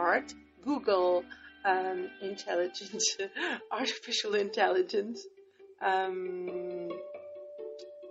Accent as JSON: {"language": "English", "region": "Northern Portugal", "country": "Portugal", "tie": "born or raised there", "moved": "yes", "said": "my hometown in Portugal, north of Portugal."}